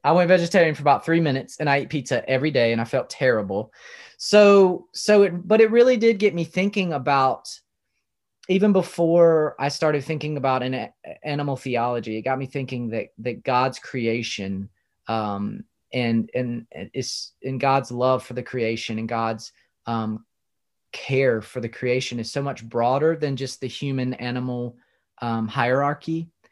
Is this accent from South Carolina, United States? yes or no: yes; South Carolina, United States; I grew up in South Carolina, home of the barbecue